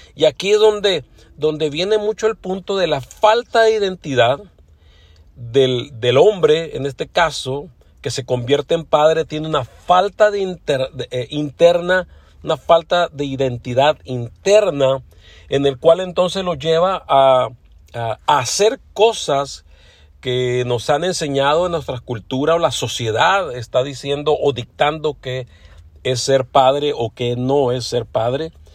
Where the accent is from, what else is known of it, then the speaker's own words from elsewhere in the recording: Mexico; now in Los Angeles, United States; aunque soy mexicano, bueno, ya tengo muchos años radicando aquí en Los Ángeles, California